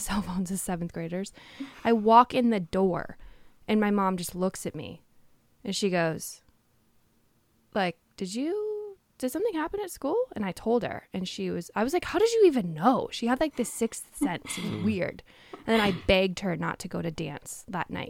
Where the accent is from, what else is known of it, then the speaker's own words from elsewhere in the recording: Tacoma, Washington, United States; I grew up in Tacoma, Washington.